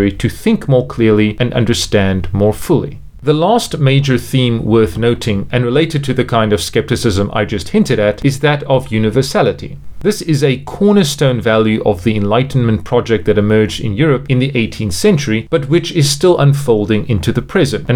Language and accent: English; Cape Town, Western Cape, South Africa; moved away as an adult; also born or lived in South Korea / France / United Arab Emirates; now in China; I am from Cape Town, South Africa, although I have lived and worked in a number of different countries, including South Korea, France, the United Arab Emirates, and most recently, China.